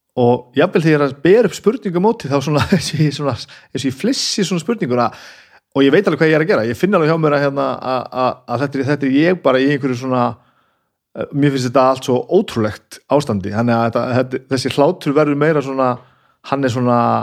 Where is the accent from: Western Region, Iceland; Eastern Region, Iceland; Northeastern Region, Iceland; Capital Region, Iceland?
Capital Region, Iceland; Reykjavík; ég fættur og uppalinn í Reykjavík